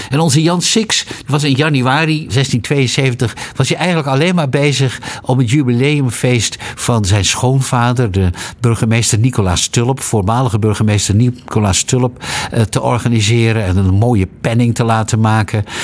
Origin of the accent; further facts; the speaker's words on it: Netherlands; wij als Europeanen en zeker als Nederlanders